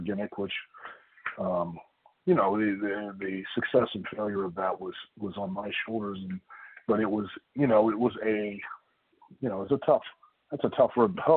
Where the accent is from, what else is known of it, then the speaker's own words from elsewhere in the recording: Lima, Ohio, United States; I grew up in Lima, which is up in the northwest corner